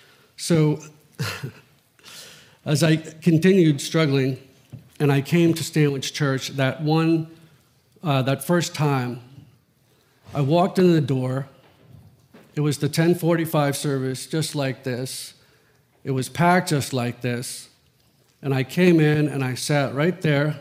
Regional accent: Greenwich, Connecticut, United States; I grew up in Old Greenwich and Riverside

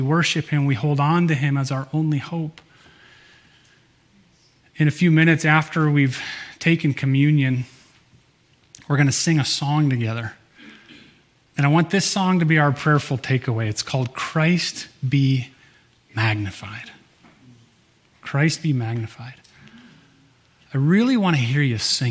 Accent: Michigan, United States; moved away; I grew up in Michigan, as most of you know, and where I grew up, everyone that I know, at least, learned how to water ski when you're a little kid.

